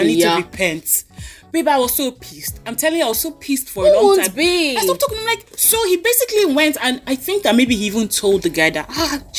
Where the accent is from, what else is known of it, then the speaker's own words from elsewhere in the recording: Lagos, Nigeria; now in Akwa Ibom, Nigeria; I grew up in Lagos as an Akwaibom girl.